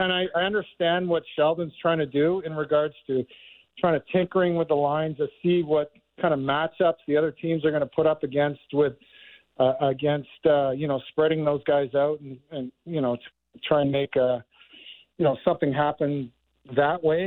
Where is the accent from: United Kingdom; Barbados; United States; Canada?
Canada; Markham, Ontario; being a Toronto guy, I grew up in Markham